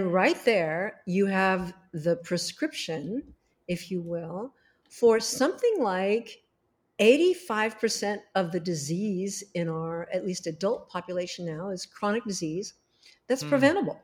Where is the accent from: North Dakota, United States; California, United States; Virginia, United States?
California, United States; Los Angeles; I was born there in Hollywood